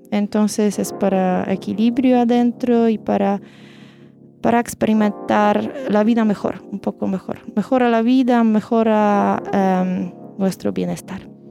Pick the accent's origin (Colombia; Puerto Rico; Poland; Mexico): Poland; Spanish is a second language; moved away as an adult; now in Chile; somos de Polonia